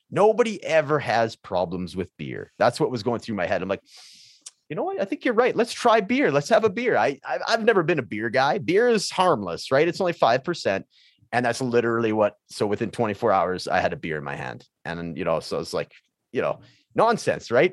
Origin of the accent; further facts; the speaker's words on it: Prince George, British Columbia, Canada; high school where I grew up in Prince George, British Columbia